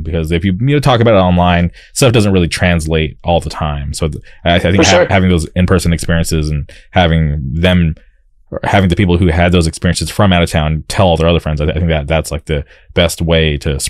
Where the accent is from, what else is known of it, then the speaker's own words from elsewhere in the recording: Palm Springs, California, United States; now in Orange County, United States; I grew up in the Palm Springs area